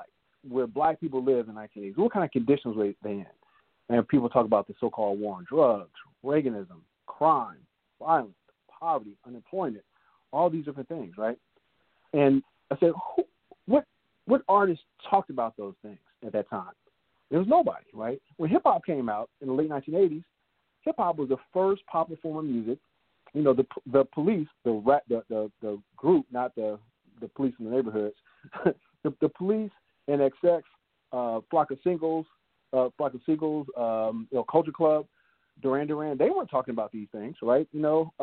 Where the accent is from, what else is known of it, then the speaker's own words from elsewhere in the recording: Los Angeles, California, United States; I grew up in South Central